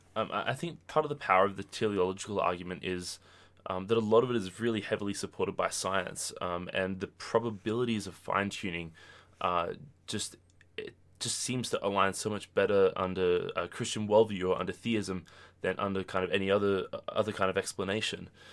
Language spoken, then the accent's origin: English; Australia; moved away as an adult; now in United States; I'm from Australia